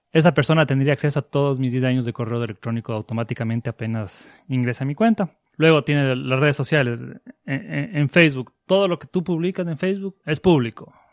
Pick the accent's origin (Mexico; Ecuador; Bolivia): Ecuador; now in Buenos Aires, Argentina; soy de Ecuador, estoy aquí en Buenos Aires estudiando una maestría en seguridad informática.